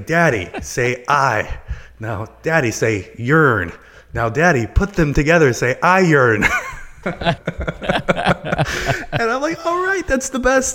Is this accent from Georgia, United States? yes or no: no; Pittsburgh, Pennsylvania, United States; accent: Pittsburghese; moved away; I'm originally from the Pittsburgh area, and there's a certain dialect that's spoken around there called Pittsburghese.